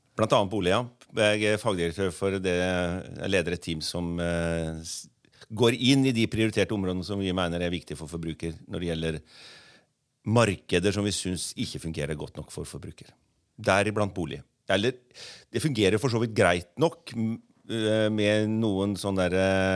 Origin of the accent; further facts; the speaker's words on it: Bø, Vestfold og Telemark, Norway; also born or lived in Oslo; Jeg er fra Bø i Telemark sjøl og bor der, og så har, bor jeg også her i Oslo.